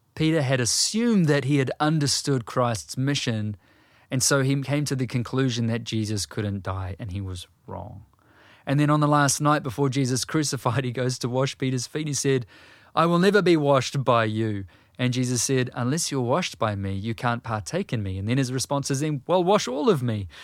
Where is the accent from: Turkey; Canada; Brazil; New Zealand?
New Zealand